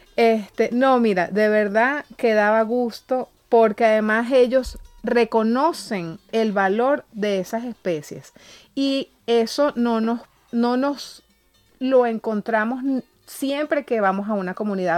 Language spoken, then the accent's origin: Spanish; Calabozo, Guárico, Venezuela; yo soy de Calabozo